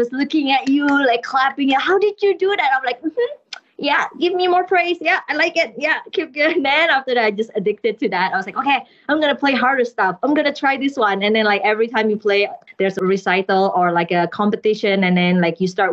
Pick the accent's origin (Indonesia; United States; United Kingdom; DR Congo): Indonesia; Jakarta; moved away as an adult; also born or lived in Canada; I was born in Jakarta, Indonesia, but our background is Chinese. So we are Chinese family that born in Indonesia. And then for my music degree, I moved to Canada